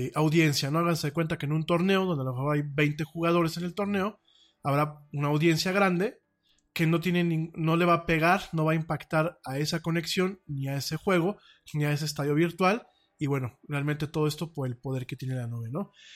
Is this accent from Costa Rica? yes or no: no; Mexico; como mexicano